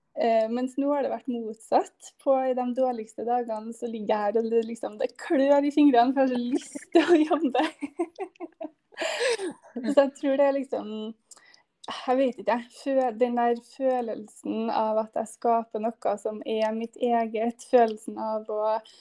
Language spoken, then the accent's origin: Norwegian; Trondheim, Trøndelag, Norway; fra Trondheim, med jente på fire år her